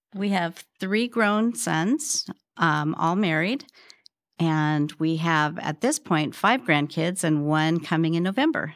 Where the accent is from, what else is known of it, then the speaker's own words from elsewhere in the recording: Spokane, Washington, United States; moved away as an adult; also born or lived in California; I grew up in Spokane, Washington, although I lived in California when I was younger.